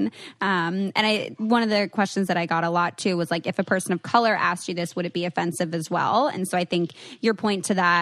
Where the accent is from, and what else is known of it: New Jersey, United States